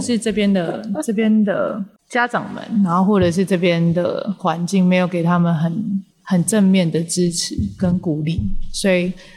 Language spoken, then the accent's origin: Chinese; Taipei, Taiwan; 我从小在台北长大，然后我父母亲那个时候没有很要求我们一定要学会这样的事情